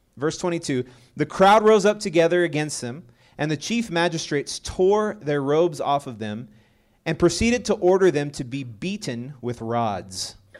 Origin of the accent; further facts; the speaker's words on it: Texas, United States; moved away; also born or lived in Colorado; I'm originally from Texas